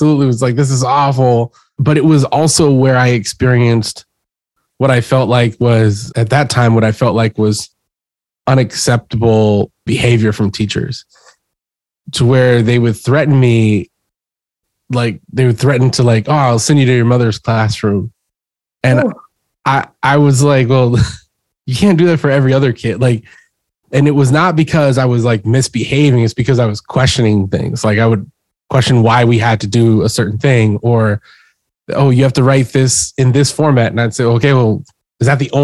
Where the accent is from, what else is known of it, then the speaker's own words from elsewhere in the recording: Houston, Texas, United States; I grew up in Texas and in Houston